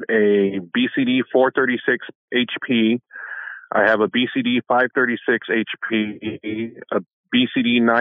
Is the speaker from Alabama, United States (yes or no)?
no; California, United States; moved away as an adult; now in Missouri, United States; my hometown and the surrounding cities in California